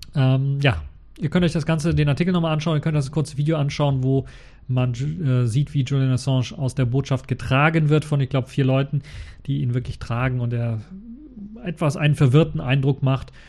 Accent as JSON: {"language": "German", "country": "Germany", "said": "als Deutscher"}